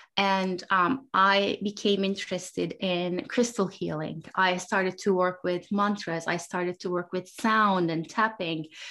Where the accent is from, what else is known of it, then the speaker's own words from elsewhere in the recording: Turkey; I grew up in Turkey